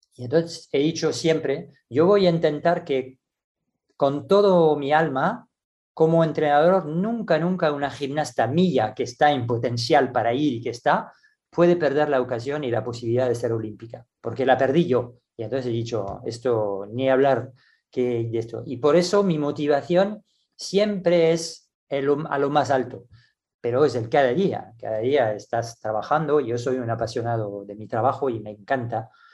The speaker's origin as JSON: {"language": "Spanish", "country": "France", "also_born_or_lived": "Barcelona, Spain / Singapore", "moved": "as an adult", "said": "me dieron en mi país ah, la responsabilidad del equipo nacional junior porque trabajaba en París"}